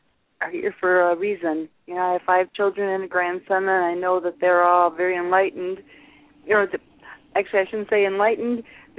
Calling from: Wisconsin, United States; from I'm from Wisconsin.

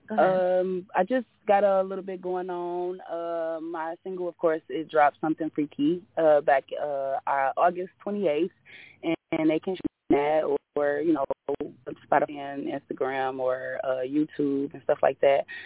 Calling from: Detroit, Michigan, United States; I'm calling from Detroit, of course, Detroit, Michigan.

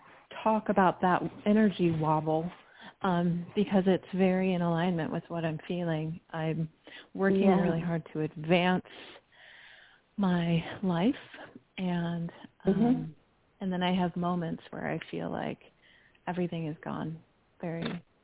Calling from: Chicago, Illinois, United States; I'm calling from Chicago.

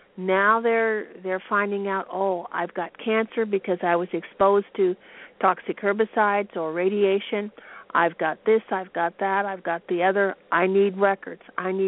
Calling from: Pendleton, Oregon, United States; I'm from Pendleton, Oregon.

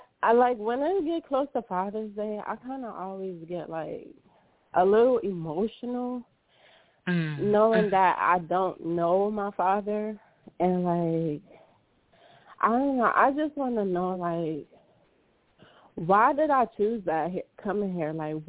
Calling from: California, United States

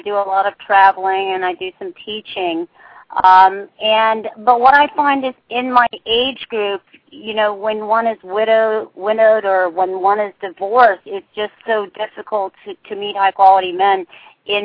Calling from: Hallandale Beach, Florida, United States; I'm calling from Hallandale Beach, Florida.

